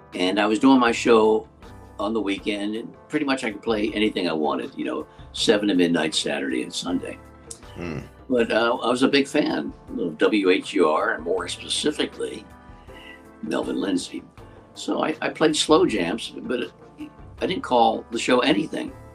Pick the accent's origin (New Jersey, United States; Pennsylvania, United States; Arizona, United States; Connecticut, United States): Pennsylvania, United States; Western; moved away; I grew up in Western Pennsylvania